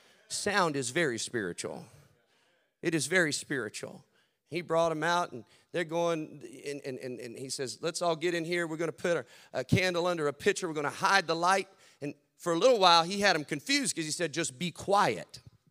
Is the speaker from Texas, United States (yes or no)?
yes; Texas, United States; So I'm out there, you know, but I'm from Texas down where, I mean, where I'm at, everybody hunts.